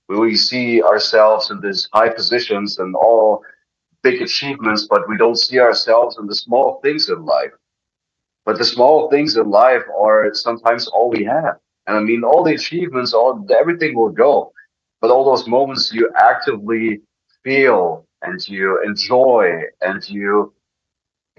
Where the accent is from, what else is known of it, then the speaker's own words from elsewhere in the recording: Dresden, Saxony, Germany; English is a second language; moved away as an adult; also born or lived in Russia; now in United States; opened up a wrestling school in Dresden, in my hometown